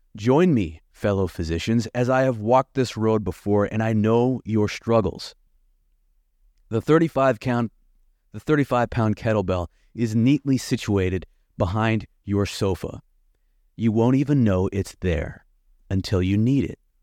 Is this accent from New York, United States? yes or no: no; Lincoln, Nebraska, United States; moved away as an adult; also born or lived in Bloomington, Indiana / Atlanta; living in my hometown of Lincoln, Nebraska